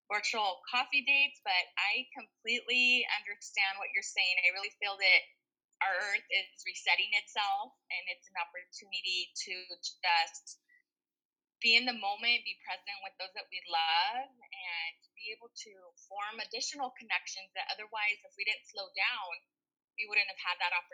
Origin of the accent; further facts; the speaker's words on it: Modesto, California, United States; also born or lived in Empire, California; Yes, I'm from Modesto.